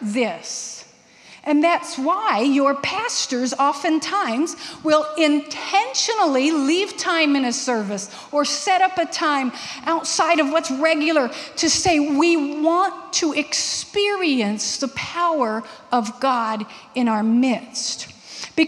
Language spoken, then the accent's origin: English; Texas, United States; I'm from Texas, and in elementary school in Texas, we are taught, part of the curriculum, how to identify good snakes from bad snakes